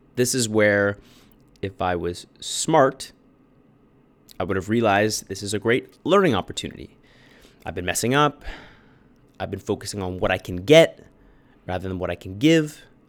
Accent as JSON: {"language": "English", "town": "Bradford", "region": "Ontario", "country": "Canada", "tie": "born or raised there", "also_born_or_lived": "Toronto"}